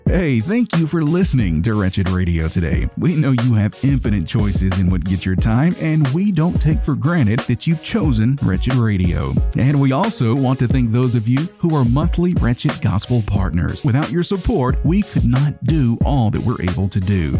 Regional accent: Tennessee, United States; I'm from Tennessee

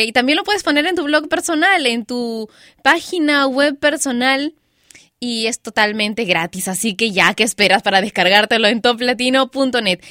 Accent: Peru; Liga, le decimos en Perú.

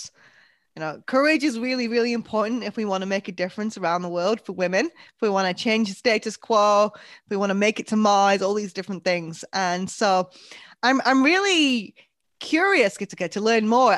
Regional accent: United Kingdom; now in United States; I'm British

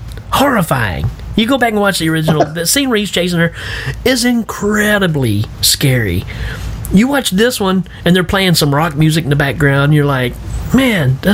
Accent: Tennessee, United States; I'm from Tennessee

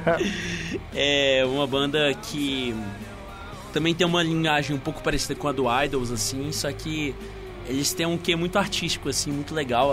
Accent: Patos de Minas, Minas Gerais, Brazil; moved away; minha cidade natal, né? Eu sou de Patos de Minas

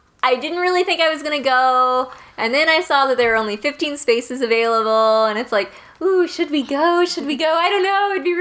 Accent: St. Louis, Missouri, United States; moved away; I'm originally from St. Louis

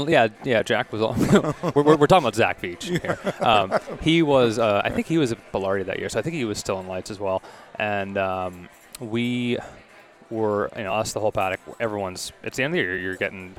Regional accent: Toronto, Ontario, Canada; also born or lived in Stouffville, Ontario / Kingston, Ontario / Indianapolis; I grew up here

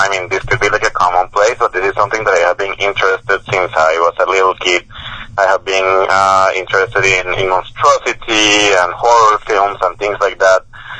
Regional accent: Bogota, Colombia; moved away as an adult; also born or lived in Atlanta, United States; now in United States; I grew up in Bogota, in Colombia. I lived 24, 25 years in Colombia, mm-hmm, before I came to the United States, to Atlanta.

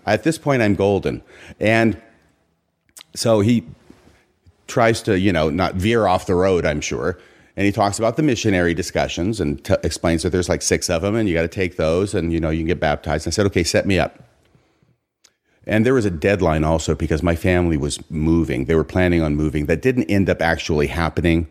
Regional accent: Seattle region, Washington, United States; also born or lived in Waco, Texas; junior high school, high school years, I'm up here in Washington

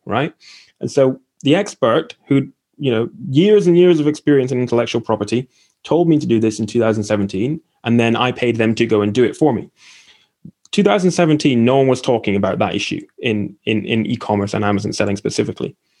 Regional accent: Aberdeen, Scotland, United Kingdom; also born or lived in Essex; I'm from Aberdeen

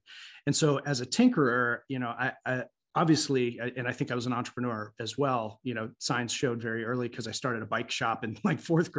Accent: Columbus, Ohio, United States; So I grew up in Columbus, Ohio, which is an unexpected place maybe by some to be involved in such early things. But I grew up just miles from CompuServe

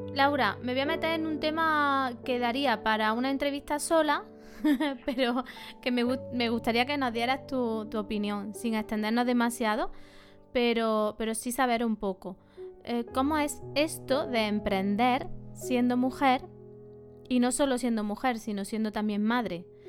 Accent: Montilla, Andalusia, Spain; Somos paisanas, de Montilla las dos

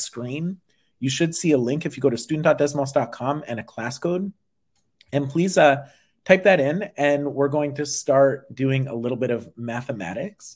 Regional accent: Massachusetts, United States; Massachusetts, my home state

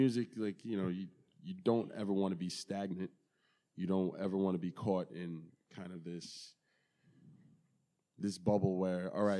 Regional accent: Baldwin, New York, United States; also born or lived in Brooklyn, New York; when I moved to Baldwin from Brooklyn

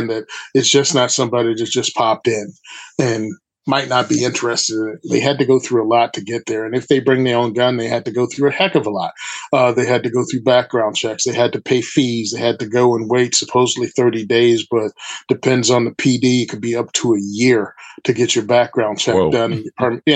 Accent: Virginia, United States; now in New Jersey, United States; I'm originally from Virginia

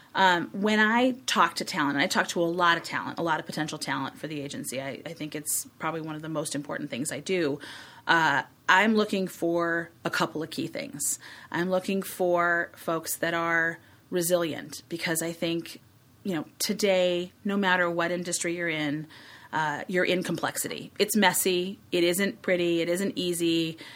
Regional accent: Chicago, Illinois, United States; I grew up in Hyde Park

